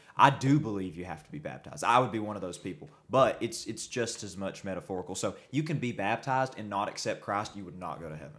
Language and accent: English; the Bible Belt, United States; Growing up in the Bible Belt, being a member of this faith is awful